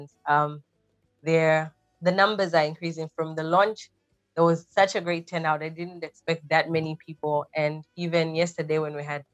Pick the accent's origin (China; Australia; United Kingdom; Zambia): Zambia; moved away as an adult; now in Malaysia; I am originally from Zambia, which is in the southern part of Africa, South Central